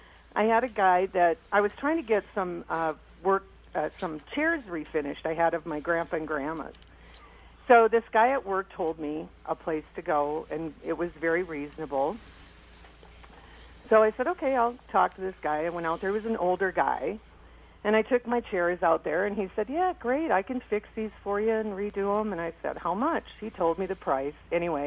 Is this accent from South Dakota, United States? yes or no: yes; South Dakota, United States; And then I'm from South Dakota, too, so it's like, oop.